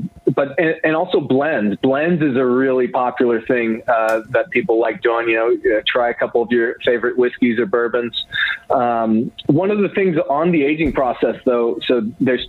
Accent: Knoxville, Tennessee, United States; I'm from Tennessee.

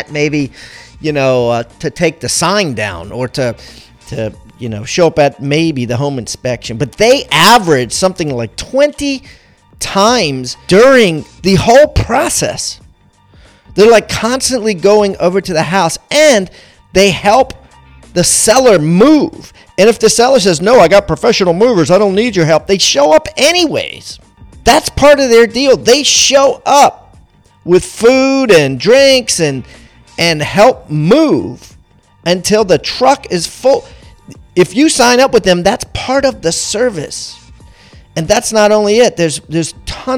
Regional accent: Maryland, United States; moved away; I'm originally from Maryland

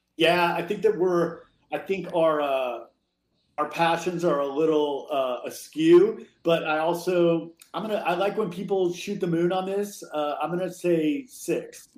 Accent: the Bay Area, California, United States; I grew up in California in the Bay Area.

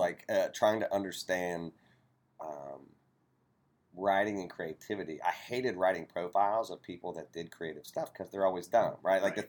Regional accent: Appalachia, United States; moved away; I'm Appalachian, so I'm from like a really... I'm from the part of the world where... you've been warned about, right?

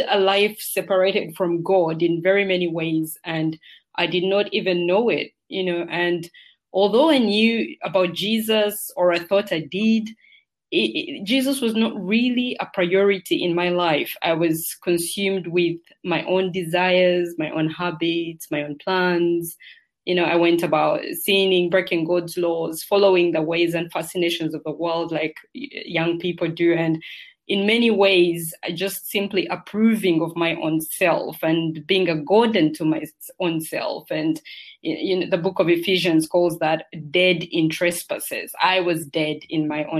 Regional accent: Uganda; also born or lived in United Kingdom; now in United Arab Emirates; Originally, I'm from Uganda, which is in Africa. That's where I spent the larger part of my childhood

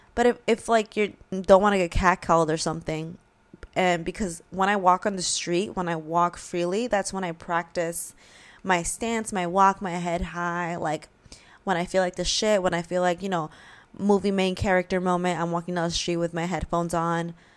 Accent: New York, United States; we're from New York

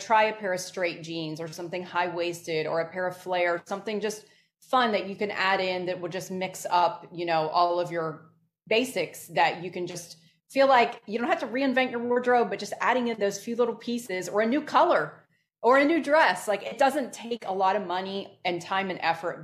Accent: Northeast, United States; I grew up in the Northeast

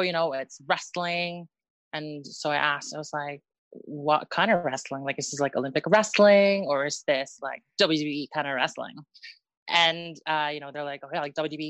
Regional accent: Northwest Territories, Canada; also born or lived in Philippines / United States; now in Wales, United Kingdom; I was born in the Philippines and then okay. my family, yeah, my family um immigrated to Canada. Um okay. in Northwest Ter- yeah, in Northwest Territories

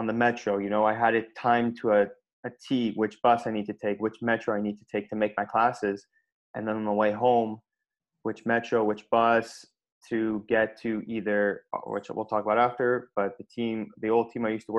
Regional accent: Montreal, Quebec, Canada; I'm from Montreal, Quebec. Growing up, my involvement in sports was hockey during the winter, soccer in the summer

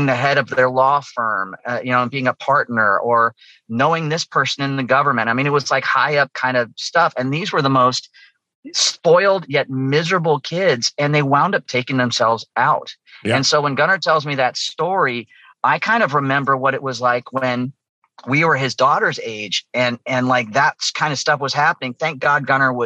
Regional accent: Los Angeles, California, United States; we grew up in Southern California and we were going to a public school called Pacific Palisades High

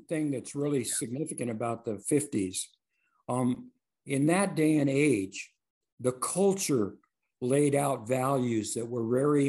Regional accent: Compton, California, United States; I grew up in Compton, California.

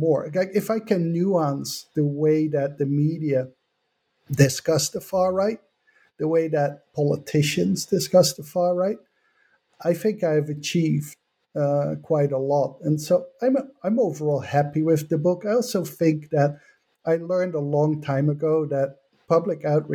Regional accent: Netherlands; moved away as an adult; now in United States; I come from the Netherlands.

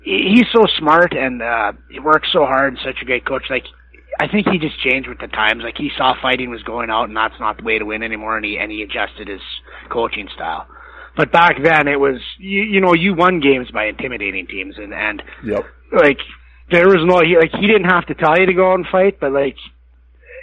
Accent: Medicine Hat, Alberta, Canada; I come from Medicine Hat

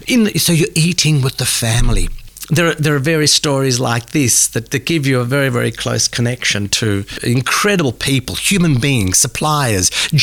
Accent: Australia; because, you know, we come from Australia.

